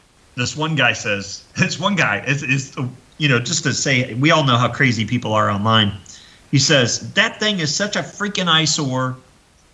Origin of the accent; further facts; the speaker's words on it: Ohio, United States; now in California, United States; I'm from Ohio, and it rained all the time there